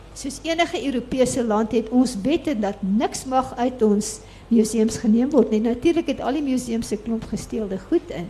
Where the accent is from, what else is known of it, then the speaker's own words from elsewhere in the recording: Durban, KwaZulu-Natal, South Africa; ek is toevallig op die Durbanstrandfront gebore, maar in die Addington Hospitaal